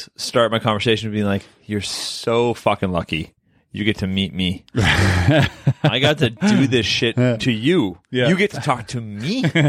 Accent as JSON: {"language": "English", "country": "Canada", "said": "I'm Canadian."}